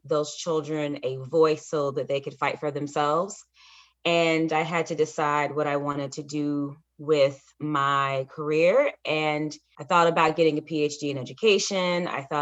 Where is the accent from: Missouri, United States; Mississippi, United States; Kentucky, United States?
Kentucky, United States; Louisville; moved away as an adult; also born or lived in Alabama / Washington, D.C.; I grew up in Louisville, Kentucky, born and raised there